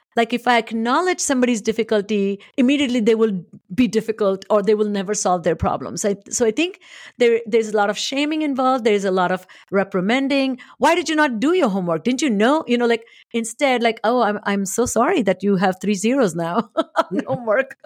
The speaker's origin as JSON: {"language": "English", "country": "India", "tie": "born or raised there", "moved": "yes", "said": "I was born and raised in India"}